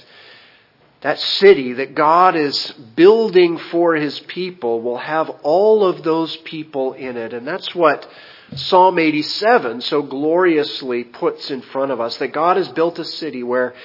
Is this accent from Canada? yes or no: yes; Canada; moved away as an adult; also born or lived in South Dakota, United States; now in Haiti; I was born in Canada, and so as a natural-born Canadian, had a right to have a Canadian passport